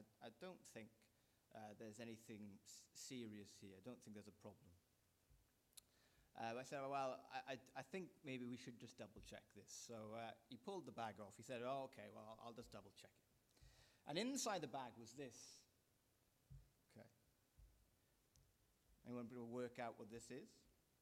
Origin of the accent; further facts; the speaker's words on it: Wales, United Kingdom; moved away; I'm a Welshman